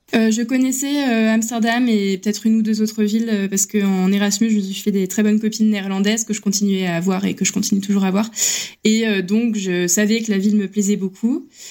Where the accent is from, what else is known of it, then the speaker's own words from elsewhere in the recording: France; moved away; en tant que Français à l'étranger